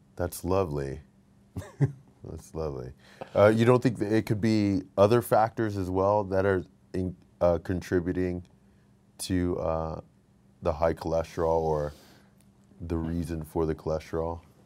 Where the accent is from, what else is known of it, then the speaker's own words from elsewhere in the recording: Texas, United States; I'm from Texas